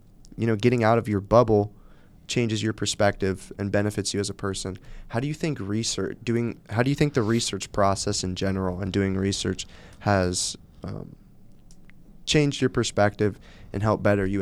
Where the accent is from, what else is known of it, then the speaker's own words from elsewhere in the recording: Cleveland, Ohio, United States; Even moving 40 minutes away from my home, I'm from Cleveland, even coming to Kent.